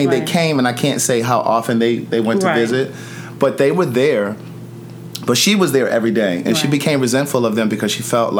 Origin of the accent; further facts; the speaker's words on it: Baltimore, Maryland, United States; I'm from Baltimore.